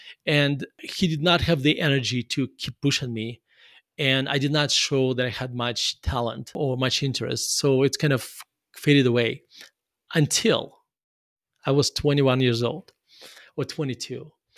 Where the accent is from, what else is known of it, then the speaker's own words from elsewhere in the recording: Murmansk, Murmansk Oblast, Russia; I grew up in Russia. My mom actually studied and played violin, but she already, by the time she had me, she already forgot how to play violin.